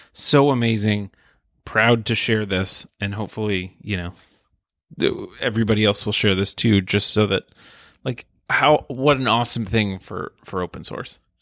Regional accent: United States; I'm American

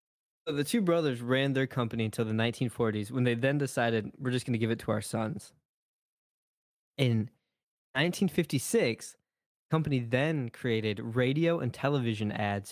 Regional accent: Michigan, United States; I'm from Michigan.

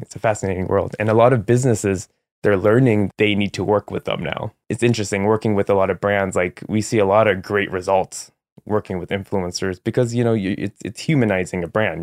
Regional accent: San Jose, California, United States; also born or lived in San Francisco / Los Angeles; I'm from San Jose, California

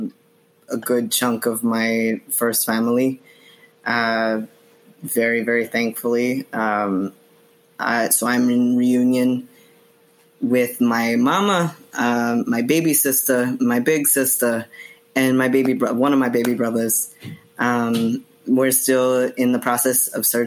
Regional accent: New Jersey, United States; born or raised there; also born or lived in Bogota, Colombia; now in Queens, New York, United States

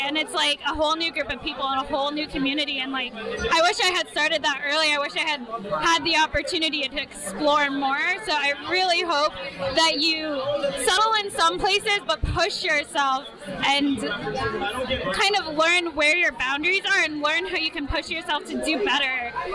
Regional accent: Orlando, Florida, United States; now in Philadelphia, United States; I'm from Orlando.

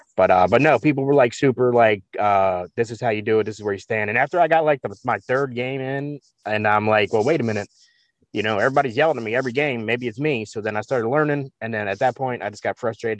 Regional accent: Baltimore, Maryland, United States; I grew up in Baltimore

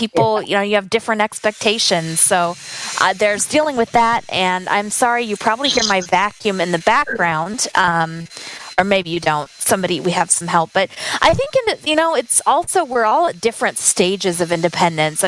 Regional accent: Spokane, Washington, United States; moved away as an adult; also born or lived in California / Minnesota; I grew up in Spokane, Washington

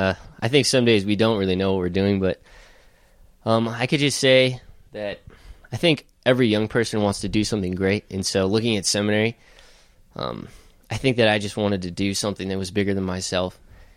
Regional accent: Denver, Colorado, United States; now in St. Paul, United States; I'm from Denver. I know these guys. I was in a Bible study with John Nepel when I was in high school, and then I entered seminary 2 years ago. So that's where I am now in St. Paul, Minnesota.

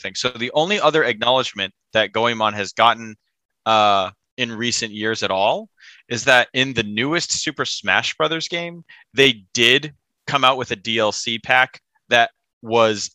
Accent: United States; being an American

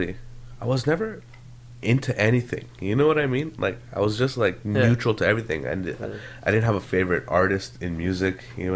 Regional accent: Canada; But the thing is, as a Canadian, it's so shit. Like stand-up comedy is not considered an art form in Canada.

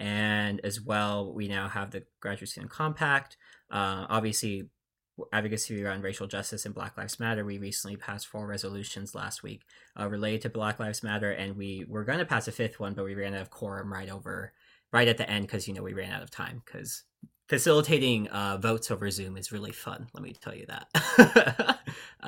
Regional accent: Seattle, Washington, United States; I'm from the Seattle area.

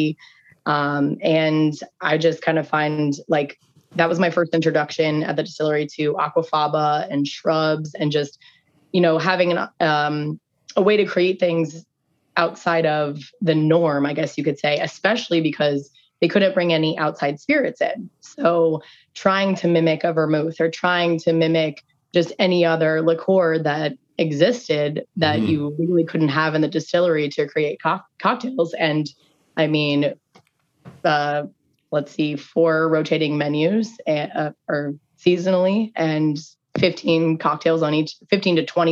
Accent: Indianapolis, Indiana, United States; also born or lived in Syracuse, New York; now in Tampa Bay, United States; I am originally from Indianapolis

